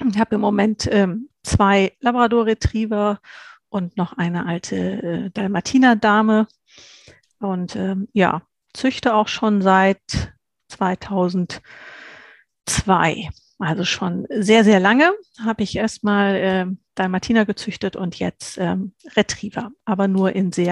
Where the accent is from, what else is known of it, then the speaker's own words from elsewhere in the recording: Hesse, Germany; ich komme aus Nordhessen im schönen Deutschland, aus der Mitte komplett